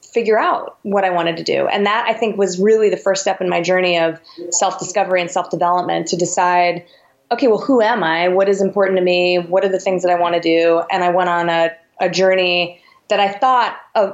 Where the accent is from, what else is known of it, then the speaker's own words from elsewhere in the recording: Westchester, New York, United States; I grew up in New York, in the burbs, right outside the city, 20 minutes outside of Manhattan